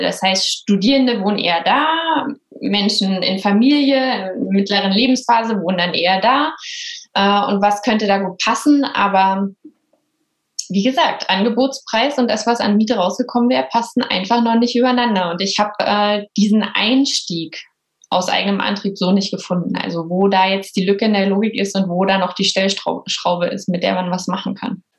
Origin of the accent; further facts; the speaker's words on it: Bautzen, Saxony, Germany; now in Berlin, Germany; Ich komme aber aus einem kleinen B an der Spree, aus Bautzen und bin jetzt nach Berlin gezogen, also Wahlberlinerin